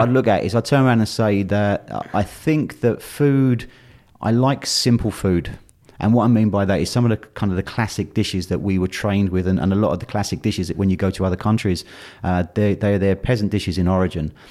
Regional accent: London, United Kingdom; I was born and brought up in London

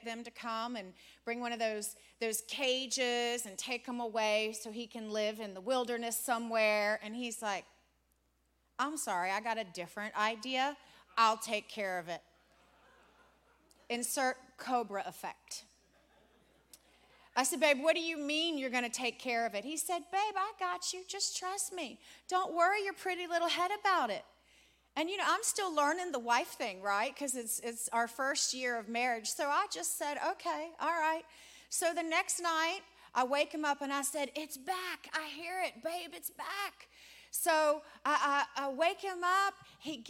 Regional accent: Richmond, Virginia, United States; moved away; We're from Richmond, Virginia. We grew up and were raised in Richmond, Virginia

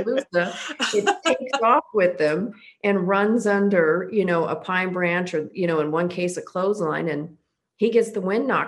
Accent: Oregon and Washington, Eastern Washington, Pacific Northwest, United States; moved away as an adult; also born or lived in Texas / Southern California / Northern California; now in Florida, United States; I grew up in the Pacific Northwest in Oregon and Washington

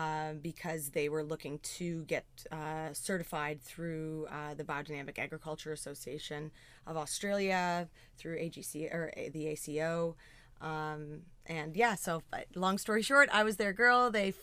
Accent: Ontario, Canada; Yeah, I'm from Southern Georgian Bay.

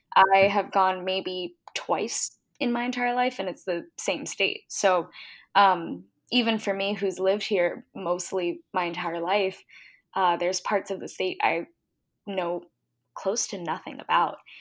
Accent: Virginia Beach, Virginia, United States; also born or lived in Washington, District of Columbia, United States / San Francisco; I grew up in Virginia Beach

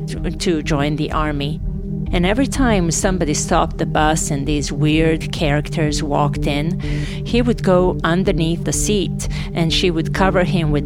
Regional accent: Novi Sad, Vojvodina, Serbia; English is a second language; moved away as an adult; also born or lived in Sarajevo, Bosnia and Herzegovina; I am from Novi Sad

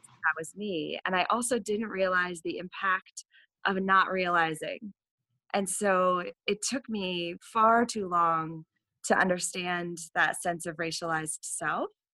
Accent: Vermont, United States; the first years of my high school experience at a Catholic school here in Vermont

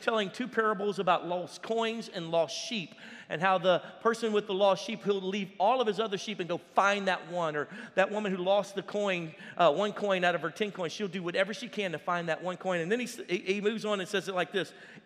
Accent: Louisiana, United States; we're from Louisiana

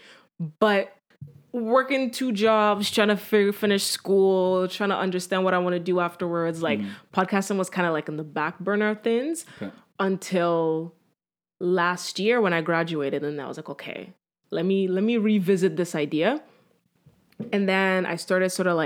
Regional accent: Nigeria; I am Nigerian

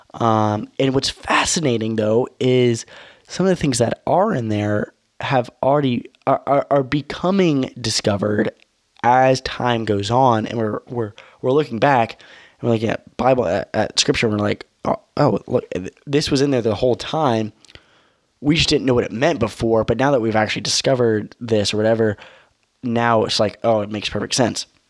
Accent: United States; I'm an American

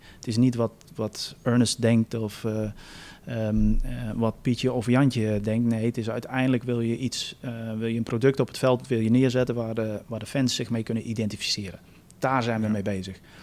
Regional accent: United States; now in Netherlands; Ik ben Amerikaans

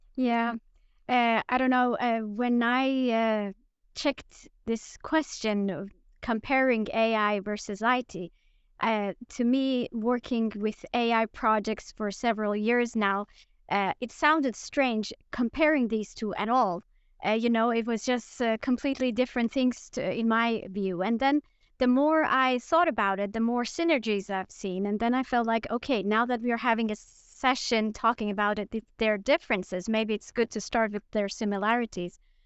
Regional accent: Iran; also born or lived in Linköping, Sweden; now in Sweden; I'm originally from Iran

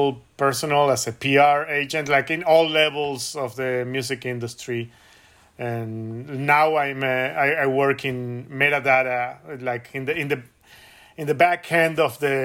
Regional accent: Buenos Aires, Argentina; moved away as an adult; also born or lived in San Francisco / Los Angeles; now in Oakland, United States; I was born and raised in Buenos Aires, but I've been living in California for 20 years now

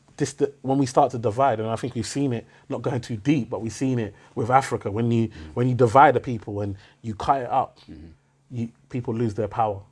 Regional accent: United Kingdom; I always said British

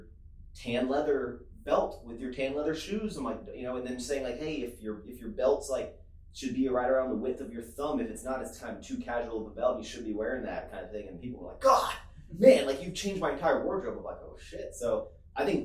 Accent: East Coast, United States; I come from East Coast

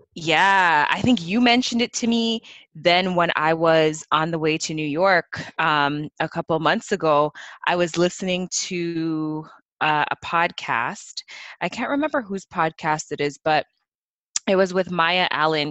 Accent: Canada; growing up in Canada

